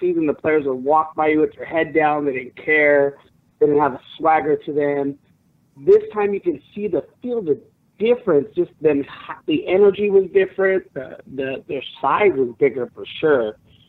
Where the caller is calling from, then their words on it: Glendora, California, United States; I am from Glendora, California.